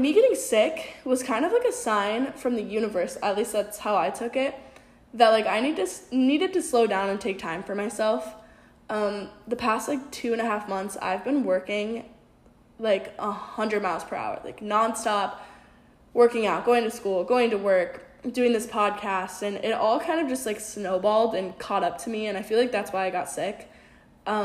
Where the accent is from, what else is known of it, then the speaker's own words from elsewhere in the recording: South Dakota, United States; moved away; growing up in South Dakota